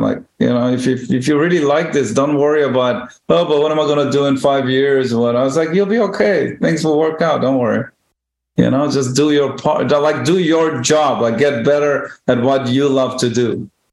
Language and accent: English; Israel; moved away as an adult; now in New York, United States; when I grew up in Israel